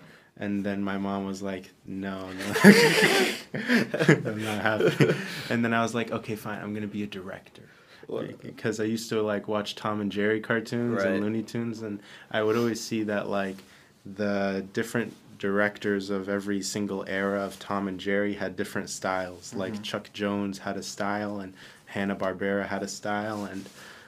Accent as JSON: {"language": "English", "region": "Dubai", "country": "United Arab Emirates", "tie": "born or raised there", "also_born_or_lived": "Arizona, United States / Texas, United States", "moved": "as an adult", "lives_now": "Orange County, United States", "said": "I was born in Arizona. And then I lived in Texas for a little bit as a kid, and then I moved to Dubai when I was 8. Mm-hmm. I lived there most of my life till I was 18."}